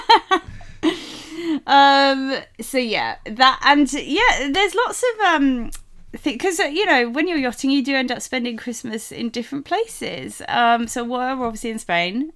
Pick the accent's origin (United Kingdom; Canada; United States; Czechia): United Kingdom; we are British, so, uh, but we're actually not from London